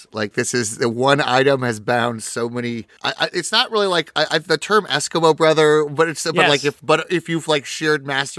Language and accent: English; United States; Yeah, I'm an American boy.